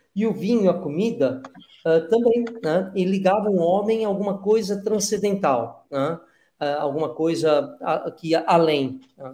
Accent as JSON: {"language": "Portuguese", "country": "Brazil", "said": "nós brasileiros desse momento, se formos olhar para os nossos pais, os nossos avós, não somos brasileiros na mesma medida que eles."}